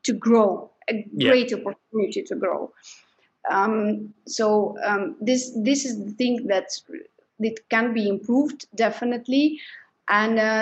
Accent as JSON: {"language": "English", "country": "Belgium", "said": "I'm from Belgium, I live in Belgium"}